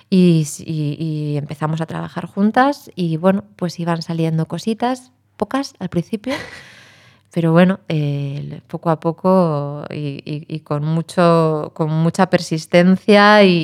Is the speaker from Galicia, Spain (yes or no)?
yes; A Coruña, Galicia, Spain; Acabo de pasar un tiempito estupendo en mi tierra madre, en La Coruña